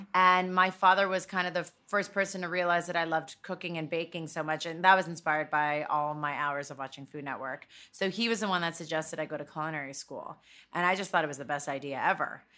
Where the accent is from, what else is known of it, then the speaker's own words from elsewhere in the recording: Toronto, Ontario, Canada; moved away as an adult; also born or lived in New York; I grew up in Toronto